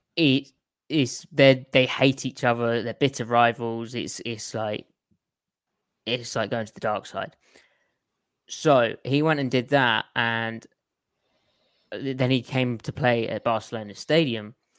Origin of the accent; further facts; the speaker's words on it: United Kingdom; moved away; being British